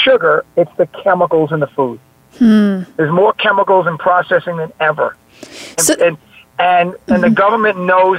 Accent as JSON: {"language": "English", "town": "New York City", "region": "New York", "country": "United States", "accent": "New York", "said": "I have a New York accent. I'm from the Bronx and Staten Island"}